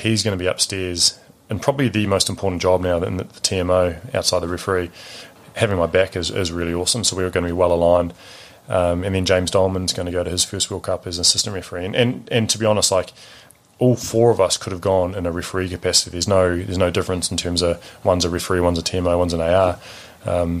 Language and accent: English; New Zealand